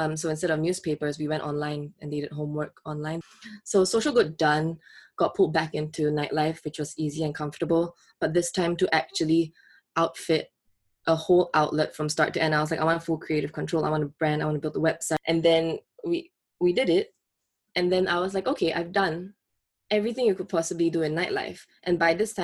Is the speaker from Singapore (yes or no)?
yes; Singapore; moved away; I grew up in Singapore.